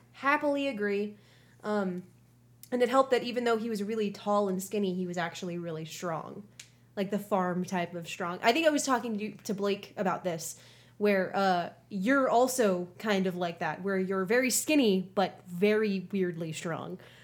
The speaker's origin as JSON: {"language": "English", "town": "Houston", "region": "Texas", "country": "United States", "tie": "born or raised there", "said": "I grew up in Houston too for a lot of my life"}